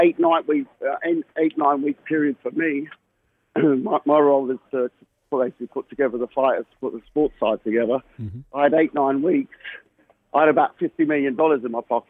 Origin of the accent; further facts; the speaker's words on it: London, United Kingdom; I'm a Londoner